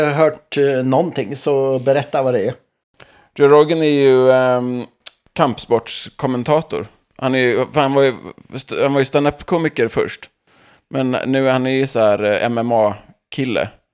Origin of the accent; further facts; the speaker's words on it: Sweden; now in Los Angeles, United States; som annan svensk i USA